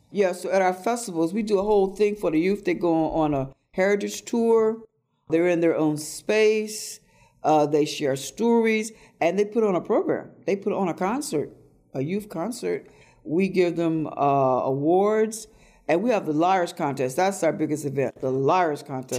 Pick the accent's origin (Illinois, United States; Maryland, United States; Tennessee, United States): Tennessee, United States; now in Baltimore, United States; I invite people to come to the land where I was born. Come down to Tennessee and meet my family who is there. Meet the people. Meet Mama Minot. Meet the people I grew up